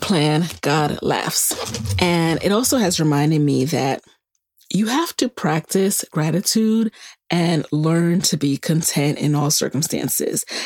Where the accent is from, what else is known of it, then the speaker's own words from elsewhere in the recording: New York City, New York, United States; also born or lived in Virginia; now in Maryland, United States; my own grandparents who were in Jamaica when we were growing up in the Bronx